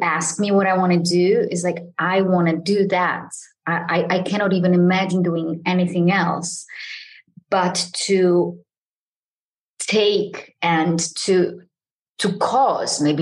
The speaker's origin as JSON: {"language": "English", "country": "Poland", "said": "I am from Poland"}